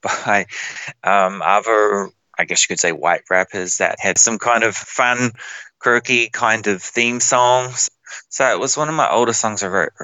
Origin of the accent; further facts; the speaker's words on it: New Zealand; moved away as an adult; now in Australia; I'm from New Zealand